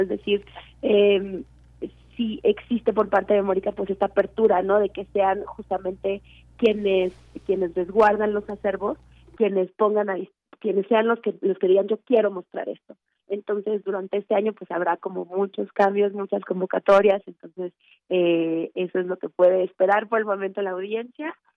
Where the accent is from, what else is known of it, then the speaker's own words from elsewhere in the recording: Mexico; nosotros no como mexicanos y mexicanas